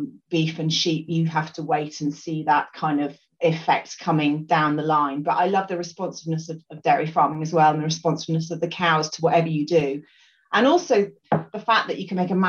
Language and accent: English; Scotland, United Kingdom; also born or lived in Lambourn, Berkshire; I grew up in Scotland